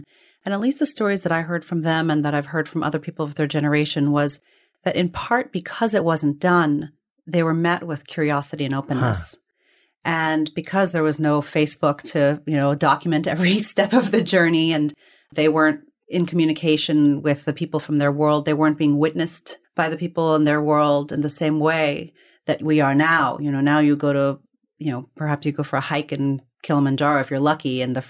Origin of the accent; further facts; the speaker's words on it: Bulawayo, Zimbabwe; born there; was in Bulawayo. And so I was born in Zimbabwe, of all places.